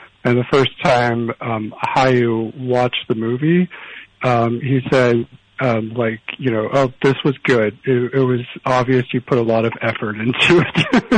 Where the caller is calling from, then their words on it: Los Angeles, California, United States; from Los Angeles.